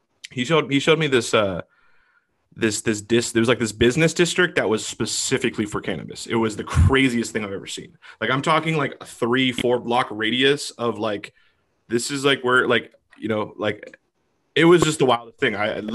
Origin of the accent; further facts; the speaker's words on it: Seattle, Washington, United States; I'm from Seattle.